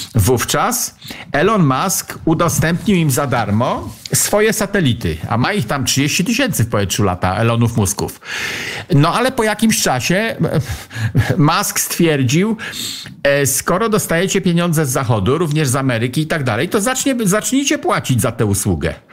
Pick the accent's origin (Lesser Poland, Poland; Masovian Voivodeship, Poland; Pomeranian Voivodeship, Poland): Pomeranian Voivodeship, Poland; ja jestem z Pomorza